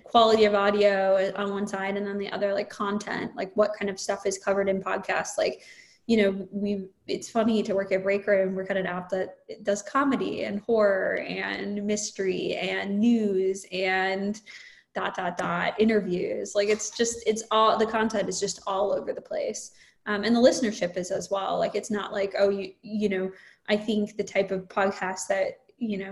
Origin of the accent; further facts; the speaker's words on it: Minnesota, United States; I'm from Minnesota